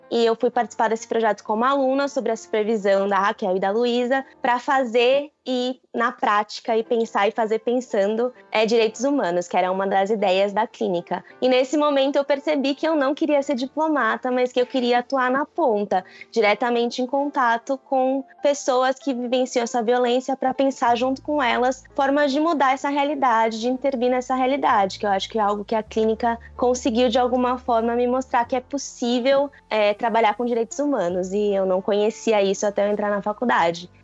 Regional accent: interior of Paraná, Brazil; moved away; eu venho de uma cidade de, do interior do Paraná, então uma cidade bem conservadora

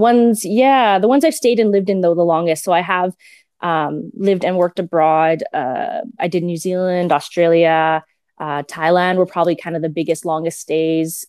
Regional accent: Edmonton, Alberta, Canada; I was born and raised in Edmonton

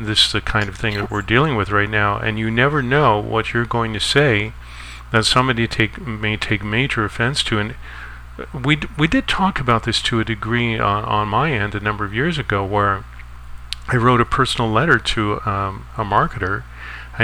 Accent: Canada; I'm not an American citizen, I'm from Canada

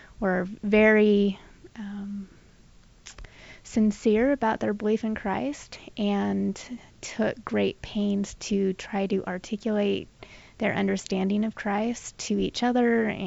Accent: Southern California, United States; I grew up in Southern California

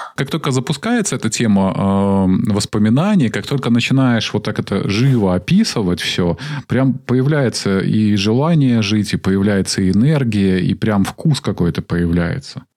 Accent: Minsk, Belarus; Из Минска.

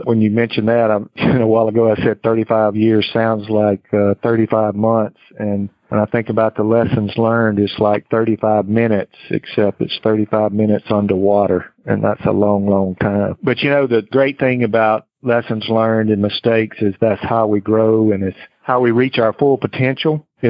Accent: Mississippi, United States; also born or lived in Houston, Texas; I moved from my home state of Mississippi to Houston, Texas. Spent almost 3 years with them before I decided to move back to Mississippi.

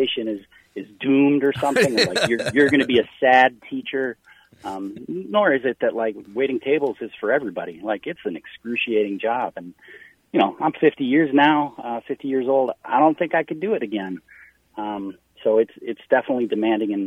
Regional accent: Wisconsin, United States; now in Minnesota, United States; I'm from Wisconsin.

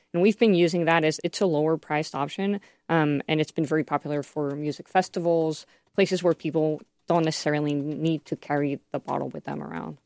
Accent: Mexico; now in United States; I'm from Mexico

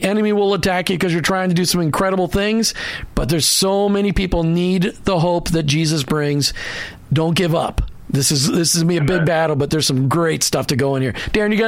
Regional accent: Minneapolis, Minnesota, United States; now in Tampa, United States; I grew up in Minneapolis, and Cleveland.

